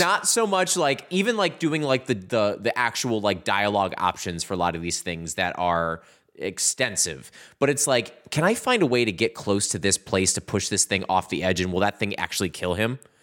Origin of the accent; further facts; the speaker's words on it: Midwest, United States; we're from the Midwest